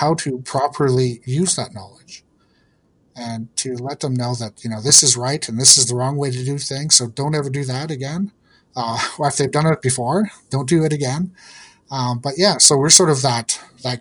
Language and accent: English; Ontario, Canada; also born or lived in Yukon; I'm from the East in Ontario